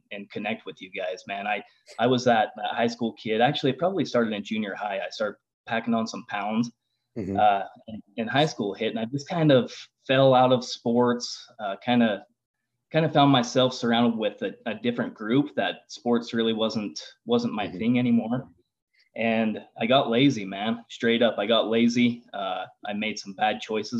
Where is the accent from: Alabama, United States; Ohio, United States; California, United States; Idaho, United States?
Idaho, United States; Lava Hot Springs; I grew up in Lava Hot Springs